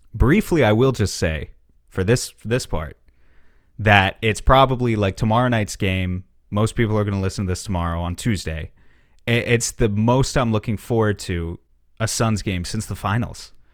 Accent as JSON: {"language": "English", "town": "New York City", "region": "New York", "country": "United States", "tie": "born or raised there", "moved": "yes", "said": "I grew up right around New York City. I haven't lived there in a while."}